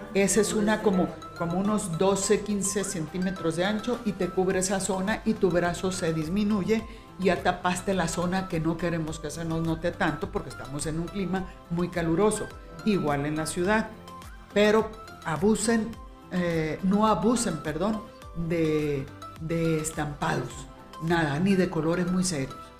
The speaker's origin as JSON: {"language": "Spanish", "town": "Guamúchil", "region": "Sinaloa", "country": "Mexico", "tie": "born or raised there", "moved": "yes", "lives_now": "Guadalajara, Mexico", "said": "de aquellos años de Guamúchil, Sinaloa, de donde soy yo"}